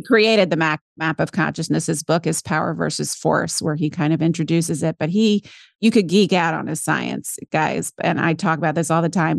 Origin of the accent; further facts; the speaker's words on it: St. Simons Island, Georgia, United States; moved away; also born or lived in New York City; Georgia, off the southeast coast.